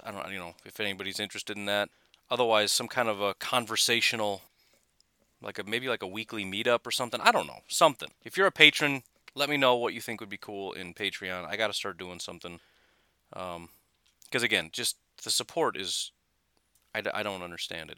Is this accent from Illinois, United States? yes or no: yes; Illinois, United States; now in Wisconsin, United States; I grew up in Illinois